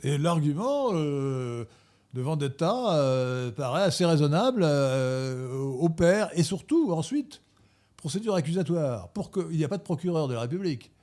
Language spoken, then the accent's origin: French; Gallo Brittany, France; je suis de la Bretagne galote